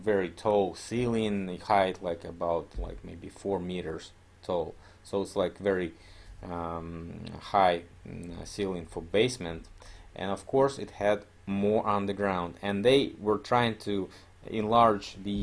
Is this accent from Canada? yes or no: no; Omsk, Omsk Oblast, Russia; Omsk, my hometown